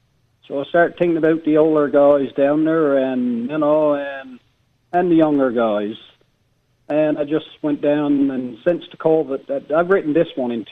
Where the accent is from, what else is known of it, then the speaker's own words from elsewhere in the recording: Dildo, Newfoundland and Labrador, Canada; I love Dildo, of course. I'm from there, you know. But yep. I love the surrounding areas, too, of course. I got a lot of friends everywhere there. So, but Dildo is my hometown, and it will always be.